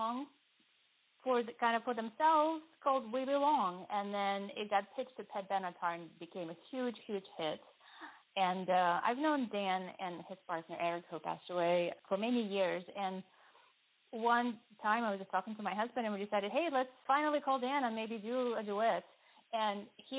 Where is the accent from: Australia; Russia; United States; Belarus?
Russia; Moscow; moved away; I grew up in Moscow, Russia, in the very, very end of the Soviet Union